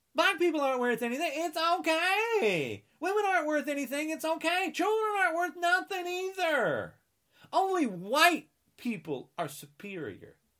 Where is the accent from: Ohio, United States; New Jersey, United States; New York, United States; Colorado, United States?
New Jersey, United States; I'm from New Jersey